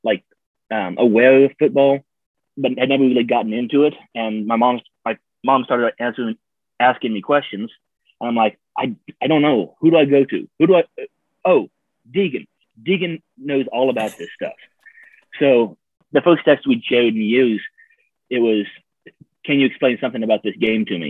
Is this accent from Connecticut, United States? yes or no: no; Kansas City, Missouri, United States; moved away; also born or lived in Kentucky; This is Kansas City. This is where I grew up. Well, it's not where I grew up, but I split my time between the farm and Kansas City